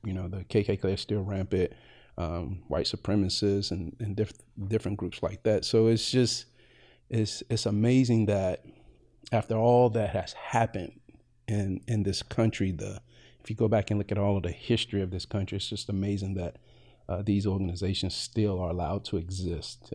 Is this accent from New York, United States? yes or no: no; Greensboro, North Carolina, United States; moved away as an adult; now in Evansville, United States; originally from Greensboro, North Carolina, and uh, prior to coming to Evansville in 2012, uh, I basically had been in North Carolina all my life